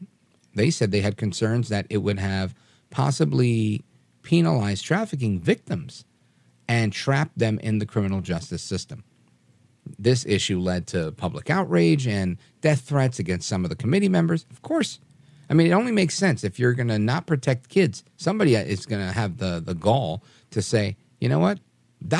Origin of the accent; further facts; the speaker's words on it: New York, United States; accent: New York; sometimes people can hear my New York accent, but most of you can't.